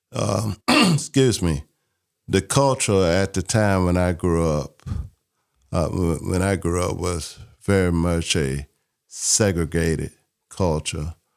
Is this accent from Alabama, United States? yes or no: yes; Mobile, Alabama, United States; I grew up in Mobile, Alabama.